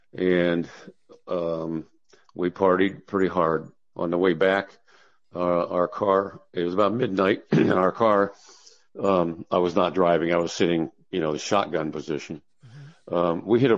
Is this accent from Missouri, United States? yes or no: yes; Missouri, United States; I grew up in Missouri, and I joined the Navy in 1968, and spent about 3 years in the Navy.